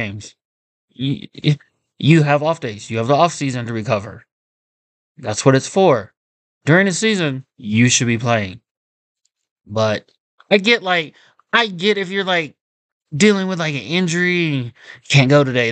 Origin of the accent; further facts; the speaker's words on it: Kansas City, United States; I'm from Kansas City. We don't have an NBA team.